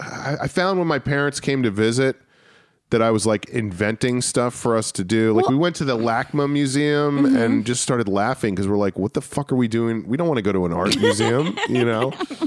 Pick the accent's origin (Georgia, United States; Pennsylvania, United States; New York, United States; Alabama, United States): New York, United States; New Rochelle; There's a college in my hometown called Iona College.